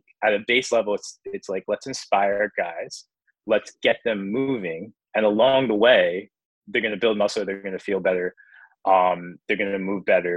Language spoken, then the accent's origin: English; United States